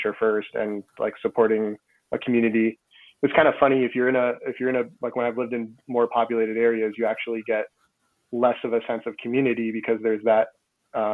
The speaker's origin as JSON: {"language": "English", "region": "Massachusetts", "country": "United States", "tie": "born or raised there", "moved": "as an adult", "lives_now": "Vermont, United States", "said": "I grew up in Massachusetts. So I'm a New England kid at heart"}